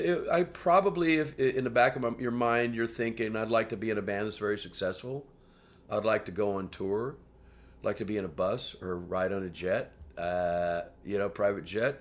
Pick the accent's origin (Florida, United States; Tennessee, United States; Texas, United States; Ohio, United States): Texas, United States; Houston; moved away as an adult; also born or lived in New York / London; growing up in Houston, the three years before I left Houston